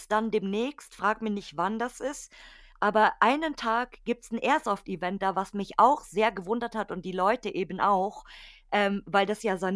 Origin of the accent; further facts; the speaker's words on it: Munich, Bavaria, Germany; Also bei uns in München, nee, bei uns richtig. in München ist das Haar